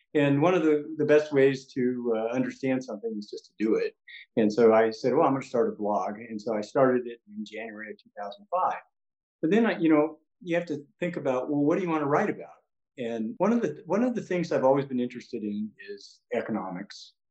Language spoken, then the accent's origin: English; San Diego, California, United States; now in Orange County, United States; I grew up in San Diego, but I've lived in Orange County for a long time.